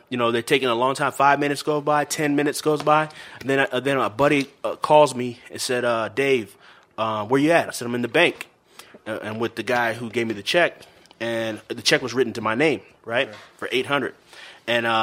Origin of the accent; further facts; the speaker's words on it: California, United States; I'm from Cali, California.